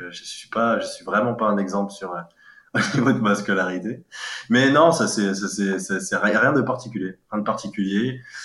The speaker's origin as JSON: {"language": "French", "town": "Cayenne", "country": "French Guiana", "tie": "born or raised there", "also_born_or_lived": "Gien, Centre-Val de Loire, France / Île-de-France, France", "moved": "yes", "lives_now": "Paris region, France", "said": "je suis né à la, à la, commune de Cayenne en 1990. Et euh, bah, quoi dire euh, J'ai fait toute mon enfance dans dans, dans une cité qu'on appelait euh, Cabasso"}